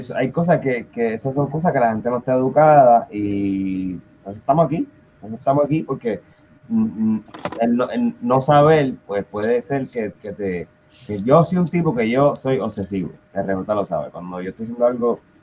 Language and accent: Spanish; Puerto Rico; moved away; nosotros somos puertorriqueños